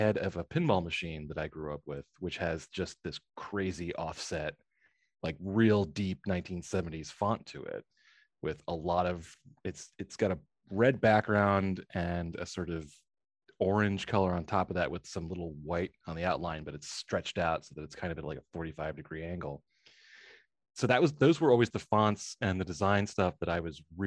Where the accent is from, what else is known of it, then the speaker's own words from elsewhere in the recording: New York City, New York, United States; now in Washington, D.C., United States; I'm a New Yorker myself, former New Yorker. I live in DC now